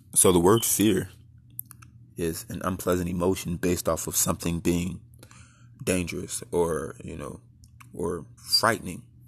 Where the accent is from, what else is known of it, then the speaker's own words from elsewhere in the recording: United States; As a young black man, growing up in the United States